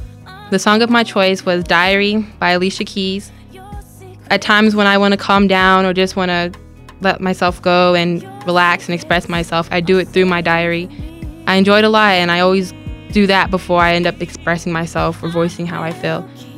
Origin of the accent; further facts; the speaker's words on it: Berlin, Germany; born there; I was born in Germany, Berlin, and my mother is Chinese, Hawaiian, African descent